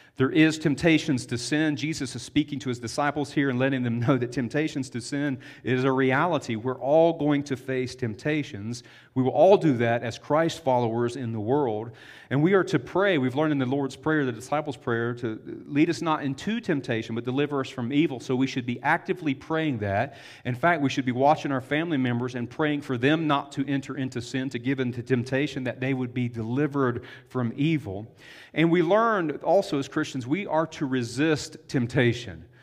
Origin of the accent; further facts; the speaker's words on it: the South, United States; I'm from the South. We have a lot of septic tanks where we grew up, not city water.